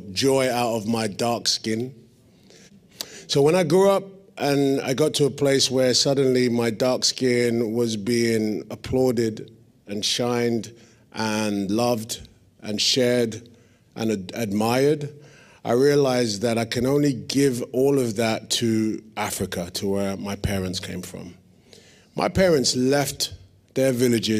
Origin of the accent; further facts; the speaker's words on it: London, United Kingdom; I was born and raised in East London